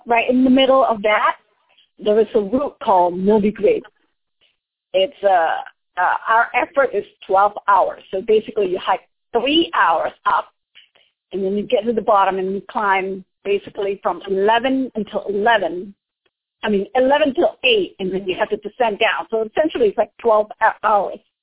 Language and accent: English; Indonesia; moved away; since I am from Indonesia